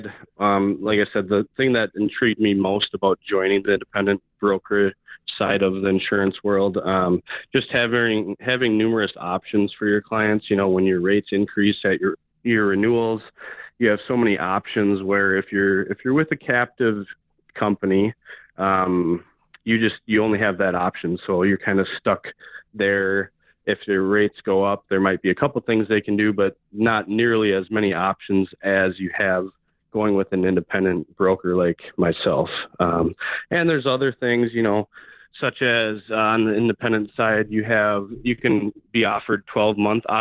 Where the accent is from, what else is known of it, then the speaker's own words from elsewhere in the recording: Shoreview, Minnesota, United States; also born or lived in River Falls, Wisconsin; I grew up in Shoreview, Minnesota, pretty much right down the road from your office, Jeff